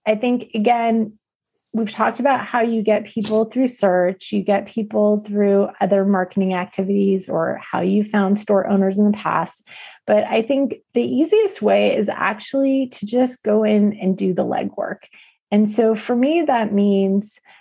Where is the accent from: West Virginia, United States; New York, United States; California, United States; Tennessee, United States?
California, United States; I'm from California